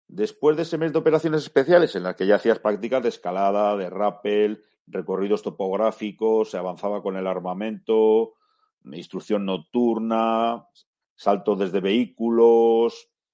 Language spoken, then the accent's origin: Spanish; Spain; somos españoles